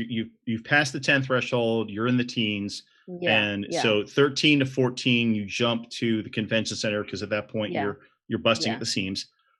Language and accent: English; the South, United States; growing up in the South in the United States